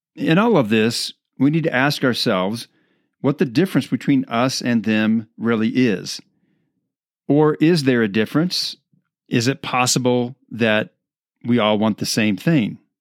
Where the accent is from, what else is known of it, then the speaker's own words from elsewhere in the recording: Midwest, United States; now in Colorado, United States; I grew up in the Midwest